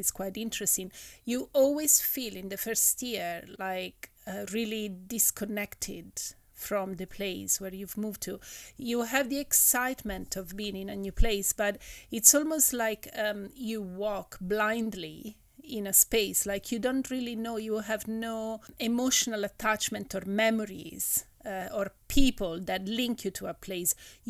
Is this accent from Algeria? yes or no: no; Rome, Lazio, Italy; moved away as an adult; also born or lived in Wales / Hong Kong / New York; now in London, United Kingdom; I am originally from Italy, but I have been moving pretty much everywhere since I was about 22. I've moved from Rome, where I'm from originally when I was born, in Italy, to London, from London to Hong Kong, from New York back to London.